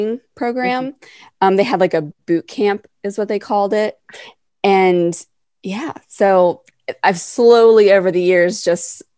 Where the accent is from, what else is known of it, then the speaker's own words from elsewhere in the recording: Western Maryland, United States; now in Baltimore, United States; I'm from Western Maryland, but now I'm based in Baltimore